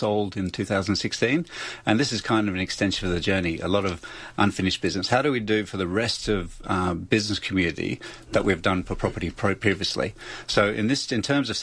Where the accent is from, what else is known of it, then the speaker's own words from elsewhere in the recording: Australia; first language English; moved away; also born or lived in South Australia; When I first came to South Australia, I'm Australian, I speak English